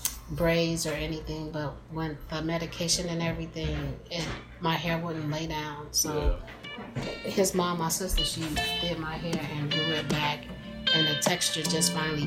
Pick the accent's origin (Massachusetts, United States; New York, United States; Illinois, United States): Illinois, United States; St. Anne; also born or lived in Chicago, Illinois; until I was 6 years old. Then I moved out to St. Ann, Illinois.